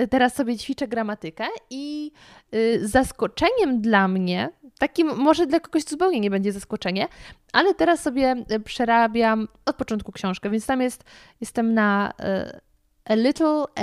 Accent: Jaworzno, Silesian Voivodeship, Poland; now in Kraków, Poland; ja pochodzę z Jaworzna

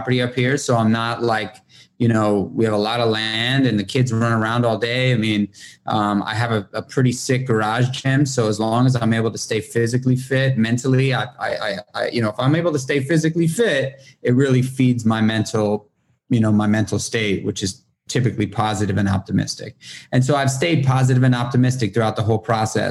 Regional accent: New York City, New York, United States; moved away as an adult; now in upstate New York, United States; I'm born and raised in Manhattan in New York City

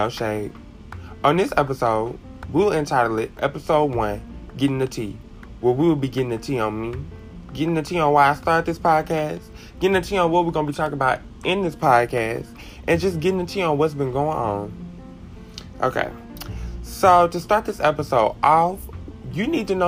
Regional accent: Columbia, Mississippi, United States; also born or lived in Hattiesburg, Mississippi / Prentiss, Mississippi / Bassfield, Mississippi; I actually grew up in Columbia, Mississippi, in a small community named Blue Springs

